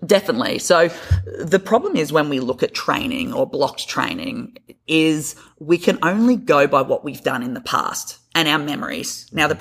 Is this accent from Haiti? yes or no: no; Australia; moved away; I'm a Australian PT or physio, as we call it over there